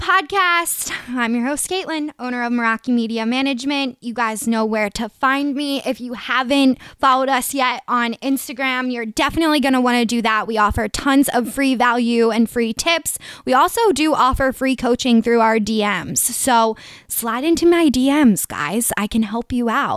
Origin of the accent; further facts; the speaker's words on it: Delaware County, greater Philadelphia area, Pennsylvania, United States; accent: Delco; I'm from the greater Philly area, if you guys couldn't tell from my Delco accent